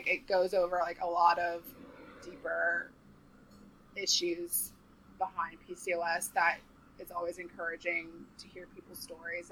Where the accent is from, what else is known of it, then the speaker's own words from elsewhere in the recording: Charleston, South Carolina, United States; also born or lived in New York; now in Nashville, United States; I'm from Charleston, South Carolina